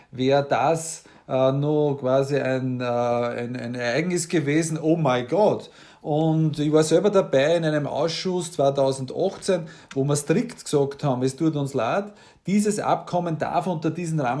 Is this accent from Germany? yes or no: no; Waldhausen, Upper Austria, Austria; also born or lived in Waldviertel, Lower Austria; ich bin politisch Mostviertler, ich bin daheim im Waldviertel am Granit und ich bin in Waldhausen in Oberösterreich Müllviertel in die Schule gegangen.